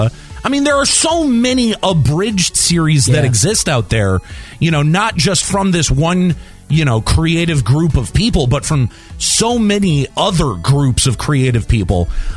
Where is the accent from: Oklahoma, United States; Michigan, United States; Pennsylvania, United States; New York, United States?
Michigan, United States; Detroit; being a Midwesterner growing up in Detroit